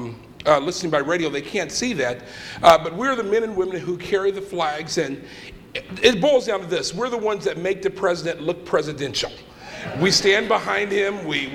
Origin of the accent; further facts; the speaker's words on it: Portland, Oregon, United States; born there; And so I was one of the ones that came back, but I was born there in Portland, Oregon. That's how we ended up there.